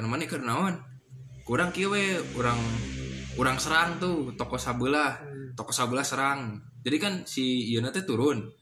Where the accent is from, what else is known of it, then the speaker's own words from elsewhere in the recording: West Java, Indonesia; otomatis kan aing sebagai orang Sunda kuduna gerak gitu ngilu